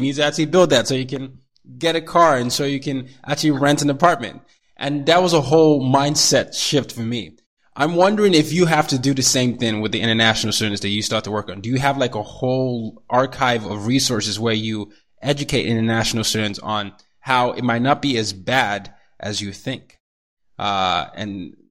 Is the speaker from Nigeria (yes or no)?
yes; Nigeria; also born or lived in Asia; I'm a Nigerian. You know, I grew up partly in Asia as well as in Africa.